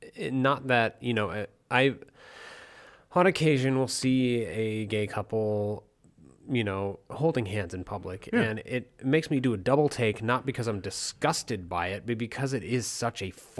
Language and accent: English; Wyoming, United States; born or raised there; moved away